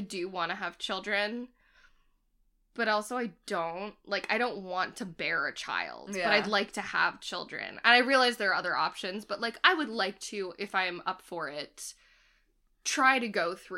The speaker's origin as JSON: {"language": "English", "town": "Boston", "region": "Massachusetts", "country": "United States", "tie": "born or raised there", "said": "growing up in Boston"}